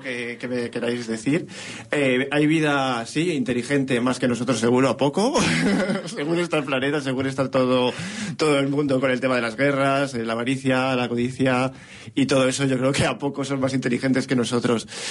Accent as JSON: {"language": "Spanish", "area": "near Pedrosa del Rey / Toro area", "region": "Castile and León", "country": "Spain", "said": "cerca de mi pueblo"}